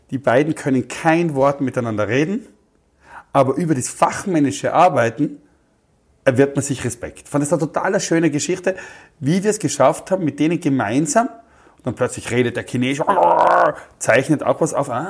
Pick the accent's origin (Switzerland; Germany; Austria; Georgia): Austria; ich bin aus Österreich, wir suchen so jemanden